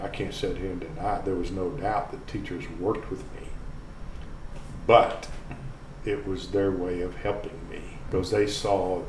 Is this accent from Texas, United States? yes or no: yes; White Oak, Texas, United States; I'm not from Longview. I'm from White Oak.